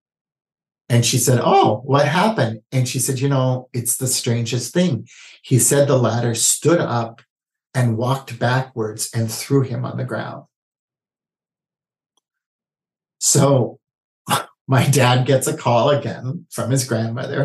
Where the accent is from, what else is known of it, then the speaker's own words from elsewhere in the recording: Honolulu, Hawaii, United States; I was born and raised in Honolulu, Hawaii.